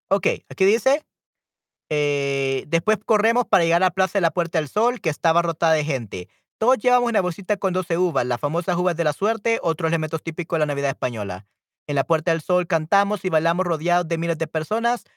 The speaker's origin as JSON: {"language": "Spanish", "country": "El Salvador"}